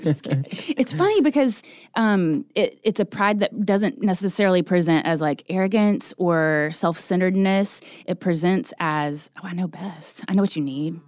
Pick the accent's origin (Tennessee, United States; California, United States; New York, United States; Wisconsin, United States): Tennessee, United States; Chattanooga; now in Nashville, United States; I am originally from East Tennessee. I grew up in Chattanooga.